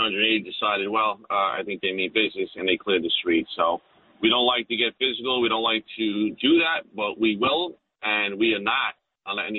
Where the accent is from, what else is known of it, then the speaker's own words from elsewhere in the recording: New York City, New York, United States; I'm from Bay Ridge. I know the area well